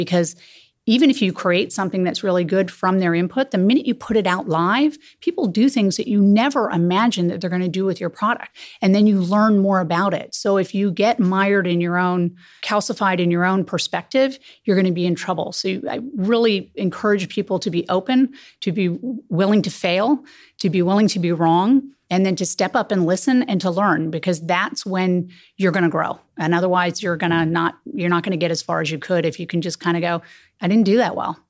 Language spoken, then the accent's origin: English; Silicon Valley, California, United States; I didn't have a lot of mentors when I was growing up in Silicon Valley.